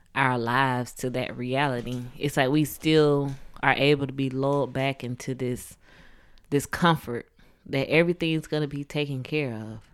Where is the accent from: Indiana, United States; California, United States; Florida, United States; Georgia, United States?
Georgia, United States; Atlanta; I'm from Atlanta, the Atlanta area, south of Atlanta